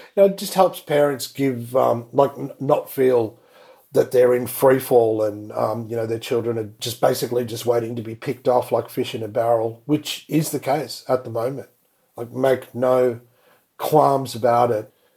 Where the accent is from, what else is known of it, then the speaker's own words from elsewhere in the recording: India; now in Australia; went to my home country, India